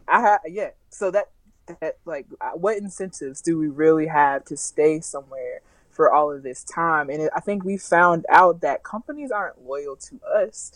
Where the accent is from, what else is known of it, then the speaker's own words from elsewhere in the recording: the South, United States; I'm from the South